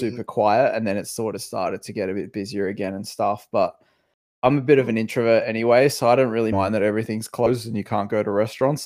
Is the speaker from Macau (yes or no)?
yes; Macau; moved away; we grew up in Macau. We sort of had our formative years in Macau